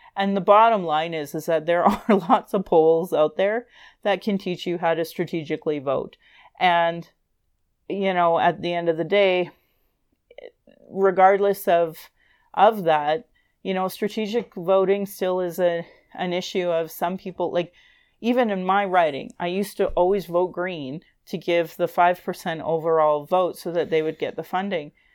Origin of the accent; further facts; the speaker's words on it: Calgary, Alberta, Canada; I was born in Calgary